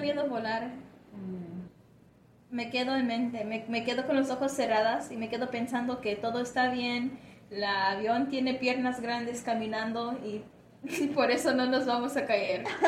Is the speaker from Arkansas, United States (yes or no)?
yes; De Queen, Arkansas, United States; Spanish is a second language; crecí en una ciudad bien chiquitita, se llama De Queen en el estado de Arkansas